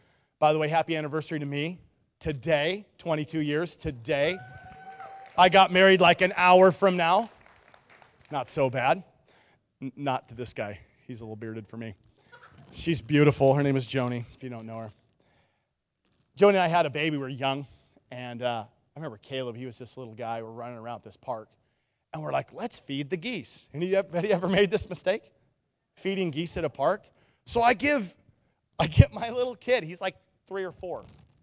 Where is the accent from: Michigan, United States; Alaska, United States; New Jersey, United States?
Alaska, United States; Nikiski; I grew up in Nikiski. Birds don't live by the chemical plant.